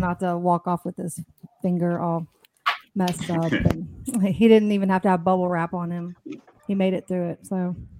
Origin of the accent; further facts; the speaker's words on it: Texas, United States; I pretty much lived in Texas my whole life